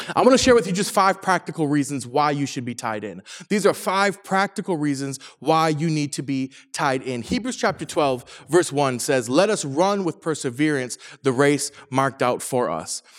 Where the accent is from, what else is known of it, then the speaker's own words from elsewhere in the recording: Saginaw, Michigan, United States; now in Orange County, United States; I'm from, I'm from Michigan, from Saginaw, Michigan particularly